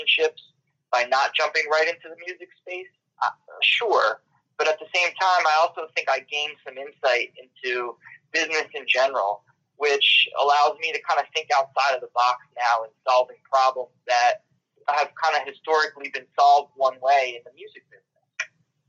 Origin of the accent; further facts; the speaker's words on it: Trenton, New Jersey, United States; I grew up in the Trenton, New Jersey area